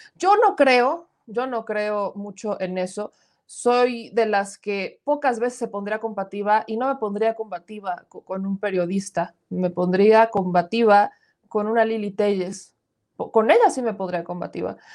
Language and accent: Spanish; Puebla, Mexico; A veces dicen que parezco del norte, no, soy poblana